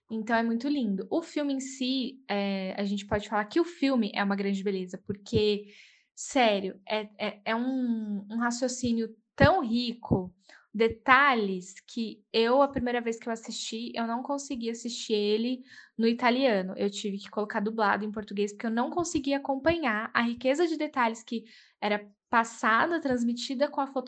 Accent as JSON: {"language": "Portuguese", "town": "Jaguariúna", "region": "São Paulo", "country": "Brazil", "said": "sou de Jaguariúna"}